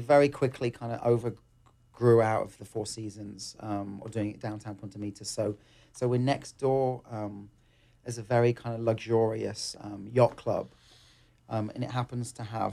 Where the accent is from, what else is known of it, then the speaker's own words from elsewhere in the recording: England, United Kingdom; moved away; I come from England